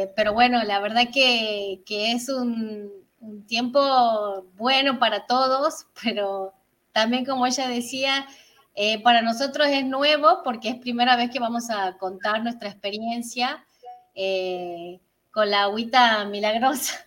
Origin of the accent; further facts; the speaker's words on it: San Miguel de Tucumán, Tucumán, Argentina; vivimos al norte, somos de Tucumán, San Miguel de Tucumán.